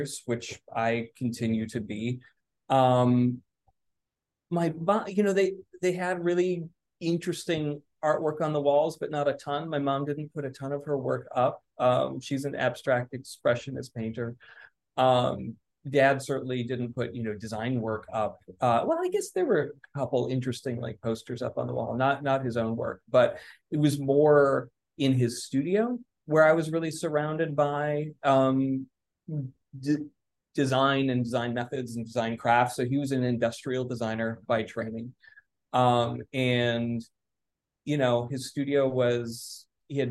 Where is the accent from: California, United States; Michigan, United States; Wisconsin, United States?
Wisconsin, United States; Milwaukee; moved away as an adult; now in Chicago, United States; growing up in Milwaukee